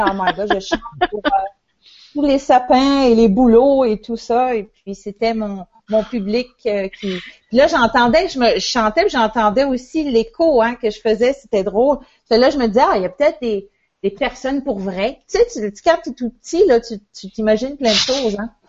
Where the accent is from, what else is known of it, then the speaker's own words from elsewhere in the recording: L'Ascension-de-Patapédia, Quebec, Canada; mon village natal qui s'appelle l'Ascension, l'Ascension de Patapédia